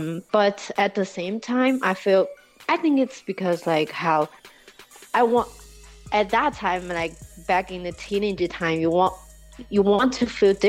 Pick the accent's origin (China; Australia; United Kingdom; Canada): China; Chongqing; In Chongqing, yeah.